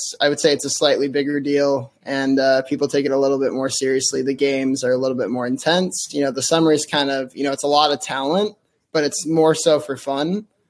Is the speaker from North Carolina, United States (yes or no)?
yes; North Carolina, United States; So, I'm originally from Vast, North Carolina, kind of in the middle of nowhere. I was a military kid growing up.